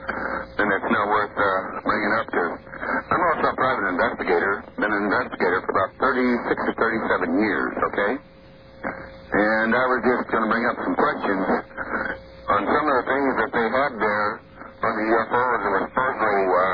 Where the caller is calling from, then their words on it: Ellensburg, Washington, United States; I'm calling from Ellensburg, Washington.